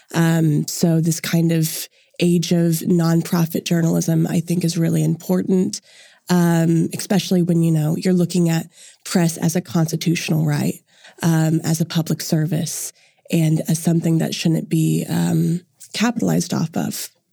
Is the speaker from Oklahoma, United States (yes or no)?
yes; Edmond, Oklahoma, United States; I'm originally from Edmond, and I go to the University of Central Oklahoma